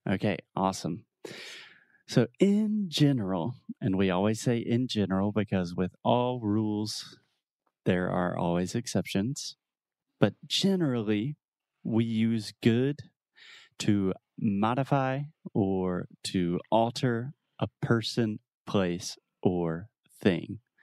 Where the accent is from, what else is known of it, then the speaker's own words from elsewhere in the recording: United States; I'm an American